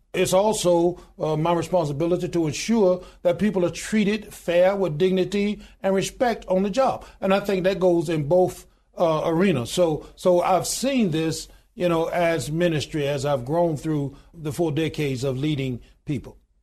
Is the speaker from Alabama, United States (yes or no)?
yes; Goodwater, Alabama, United States; I was born in the Deep South. of born in a little small town in good water, Alabama, population twelve hundred and ninety-two today